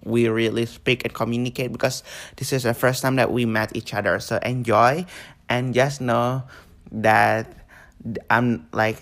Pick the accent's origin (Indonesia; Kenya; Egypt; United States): Indonesia; now in Australia; I was born there, and I moved.